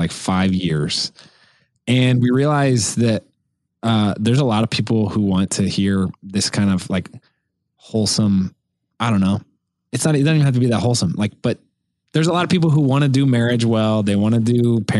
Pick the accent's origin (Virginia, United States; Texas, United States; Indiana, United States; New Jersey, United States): Indiana, United States; I'm from Indiana